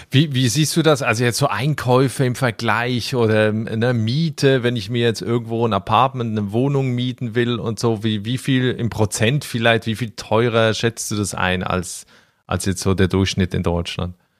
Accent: Switzerland; ich komme ja aus der Schweiz

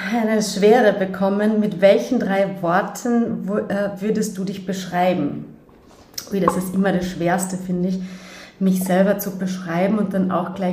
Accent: Carinthia, Austria; first language Slovenian; ich bin Kärntner Slowenin. Das heißt, ich bin im zweisprachigen Kärntner Raum, also in Udojesic neben Delo Koroschke, aufgewachsen und habe von klein auf sowohl Slowenisch als auch Deutsch äh, zu

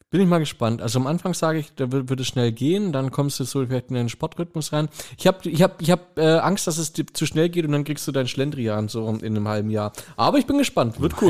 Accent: Germany; Ich bin gebürtiger Kreuzheimer. Das Ding ist 10 Kilometer daneben.

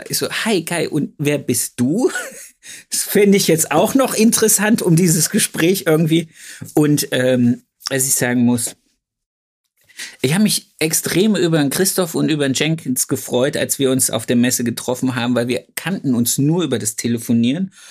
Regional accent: Thuringia, Germany; Oder ist das nur bei uns in Thüringen?

